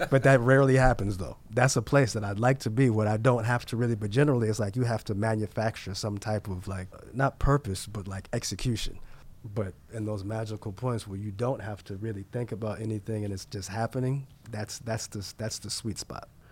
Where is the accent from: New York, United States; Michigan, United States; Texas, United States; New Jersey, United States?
New York, United States; New York City; I was born and raised in New York, and I, I love New York